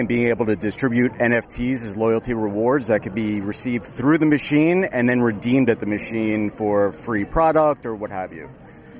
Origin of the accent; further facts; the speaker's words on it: New York City, New York, United States; I'm from Brooklyn, New York.